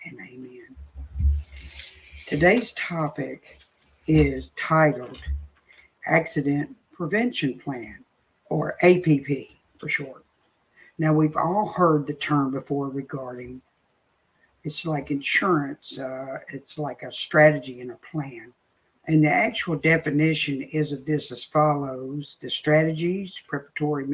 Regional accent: the South, United States; I'm from the South, so I say y'all

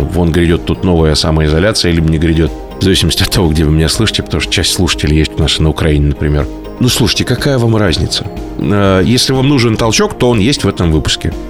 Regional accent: Novokuznetsk, Kemerovo Oblast, Russia; moved away; а я сам из Новокузнецкой

